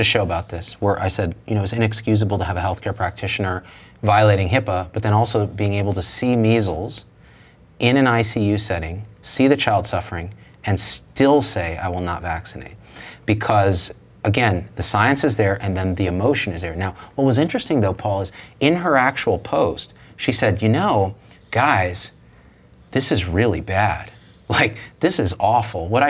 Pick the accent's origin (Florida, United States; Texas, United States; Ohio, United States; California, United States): California, United States; Clovis; I grew up in Clovis, California, Central Valley of California